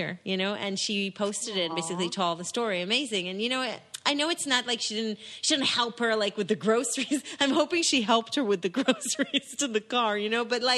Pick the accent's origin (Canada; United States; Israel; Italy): Israel; now in England; I grew up in Israel